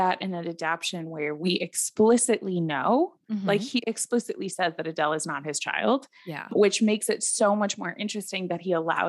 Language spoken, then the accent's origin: English; Midwest, United States; as a Midwesterner in my bones